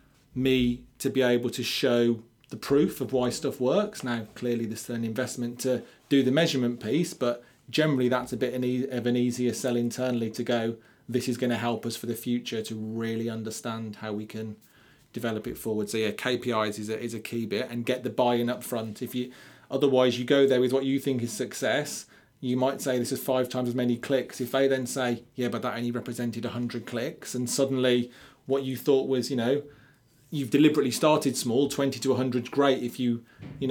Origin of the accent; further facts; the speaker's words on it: Birmingham, West Midlands, United Kingdom; I'm from Birmingham.